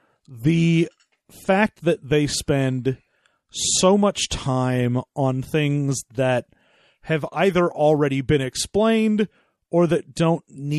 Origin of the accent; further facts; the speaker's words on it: Florida, United States; I originally come from Florida.